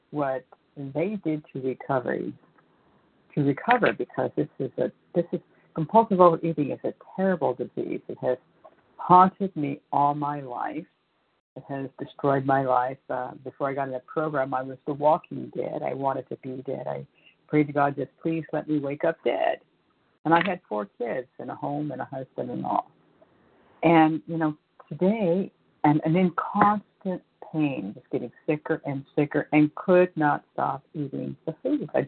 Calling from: California, United States; from California.

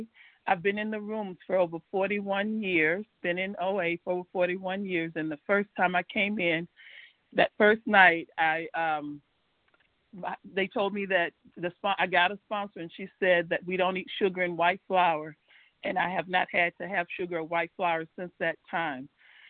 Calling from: Georgia, United States; Thanks for this opportunity. I'm calling from Georgia.

